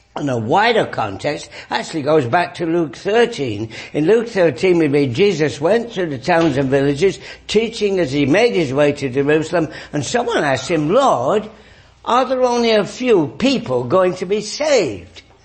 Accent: England, United Kingdom; moved away; I grew up in England

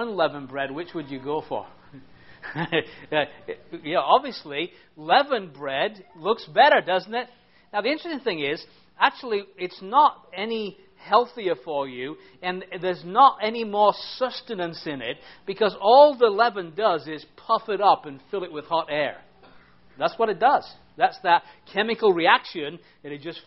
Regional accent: England, United Kingdom; I'm an Englishman

